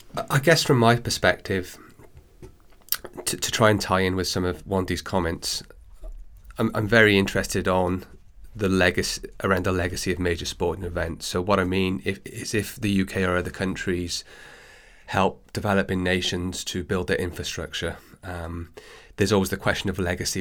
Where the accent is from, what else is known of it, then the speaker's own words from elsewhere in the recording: Wales, United Kingdom; also born or lived in Australia; now in London, United Kingdom; I'm a native of Wales